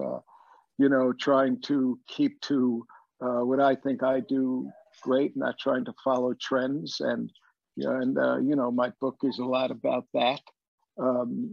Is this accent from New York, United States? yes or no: yes; New York City, New York, United States; we used to go from Bensonhurst